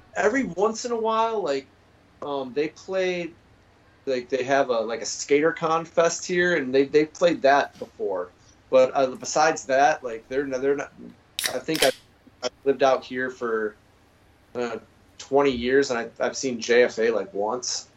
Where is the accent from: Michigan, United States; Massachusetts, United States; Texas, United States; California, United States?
Massachusetts, United States; moved away; also born or lived in Phoenix, Arizona / Tacoma, Washington; I'm originally from Massachusetts